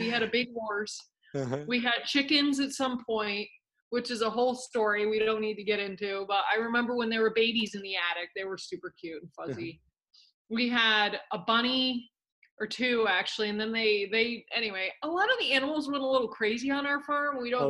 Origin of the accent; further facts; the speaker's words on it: New England, United States; No, I'm not from San Diego. I grew up in New England in a very idyllic sort of farm. We have 40 acres. It's a family farm.